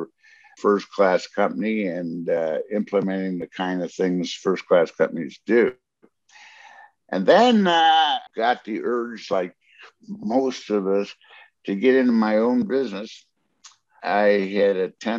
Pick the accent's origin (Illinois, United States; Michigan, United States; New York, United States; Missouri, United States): Michigan, United States; Detroit; I'm from Detroit